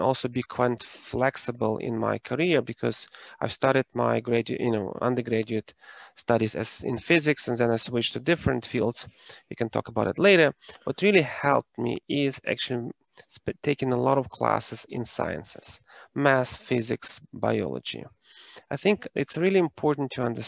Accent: Ukraine; moved away as an adult; I am originally from Ukraine and I was born and raised during the times when it was socialist planned economy.

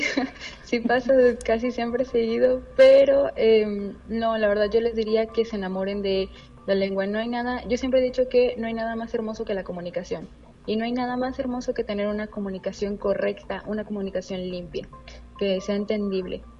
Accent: Mexico; los mexicanos siempre nos

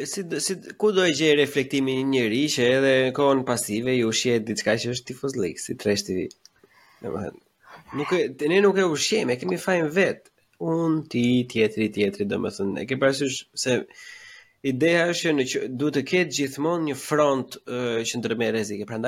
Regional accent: Berat, Berat County, Albania; un jam nga Berati.

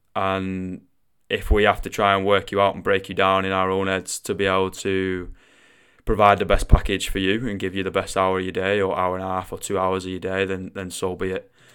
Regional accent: Manchester, North West England, United Kingdom; accent: Mancunian; I am Mancunian. Alright, I do come from the northwest of England and I do have a little bit of a funny accent

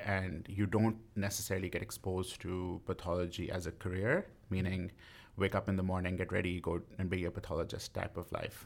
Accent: West Bromwich, West Midlands, United Kingdom; moved away; I grew up in a small town called West Bromwich in the West Midlands

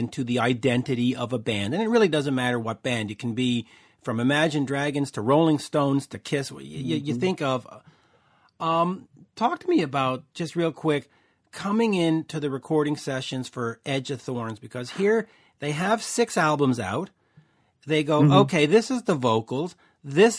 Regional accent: Canada; I'm Canadian

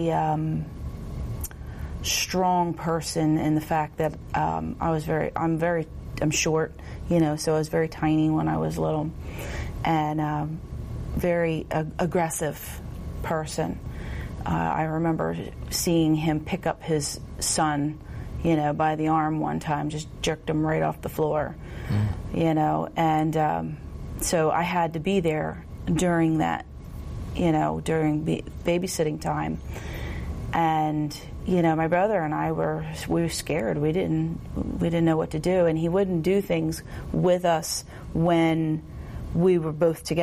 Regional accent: Millville, United States; I am from Millville, and no, I was not born into a Christian home

